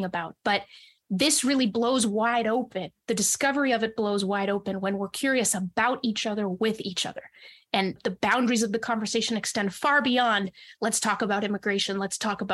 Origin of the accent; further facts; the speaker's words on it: New Hampshire, United States; also born or lived in Monterrey, Mexico; I grew up mostly in New Hampshire